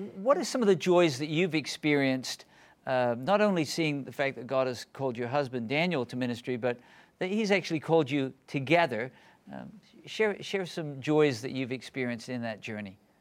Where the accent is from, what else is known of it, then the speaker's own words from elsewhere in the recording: England, United Kingdom; I actually was born in England